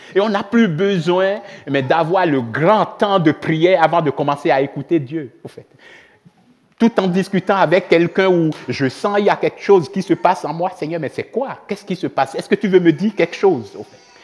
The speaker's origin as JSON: {"language": "French", "country": "Benin", "tie": "born or raised there", "also_born_or_lived": "Switzerland", "moved": "as an adult", "lives_now": "Reconvilier, Switzerland", "said": "je viens du Bénin, j'ai grandi au Bénin jusqu'à l'âge de vingt-quatre"}